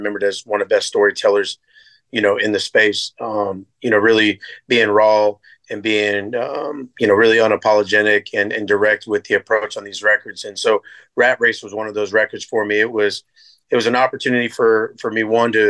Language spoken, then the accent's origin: English; Seminole County and Volusia County, Florida, United States; also born or lived in Nashville, Tennessee; growing up in Seminole County and Volusia County, you know, Florida